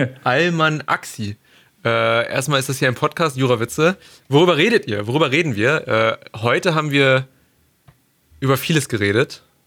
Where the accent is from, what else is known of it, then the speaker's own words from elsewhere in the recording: between Hanover and Braunschweig, Lower Saxony, Germany; wir kommen aus dem Norden. Wir sind beide, wir sind beide irgendwo zwischen Hannover und Braunschweig angesiedelt